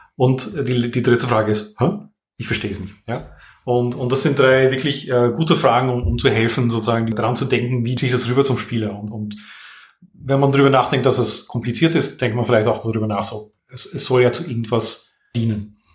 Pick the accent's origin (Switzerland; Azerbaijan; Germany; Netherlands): Netherlands; German is a second language; also born or lived in Vienna, Austria; now in France; ich bin gebürtiger Niederländer